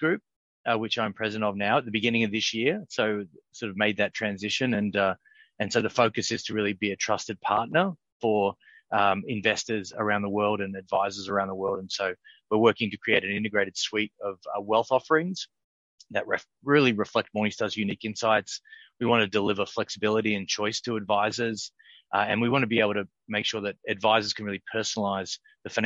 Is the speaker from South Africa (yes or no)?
no; Sydney, New South Wales, Australia; moved away as an adult; now in Chicago, United States; I grew up in Sydney, actually.